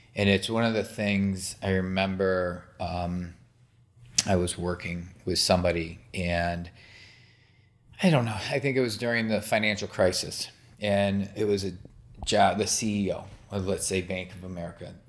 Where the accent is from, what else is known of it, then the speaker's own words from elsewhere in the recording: Michigan, United States; I grew up in Michigan